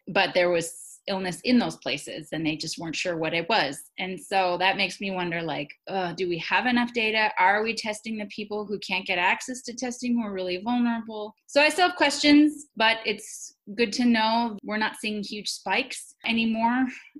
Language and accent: English; United States; I'm Taiwanese American, like, and Taiwan's doing one of the best worldwide.